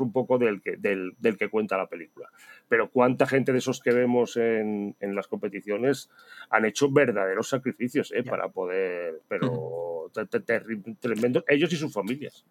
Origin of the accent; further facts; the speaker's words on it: Spain; somos españoles